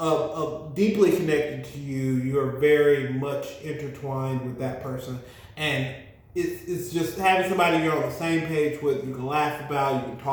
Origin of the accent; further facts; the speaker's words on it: Miami, Florida, United States; also born or lived in Birmingham, Alabama; She's from Mobile. I'm from Miami and Birmingham.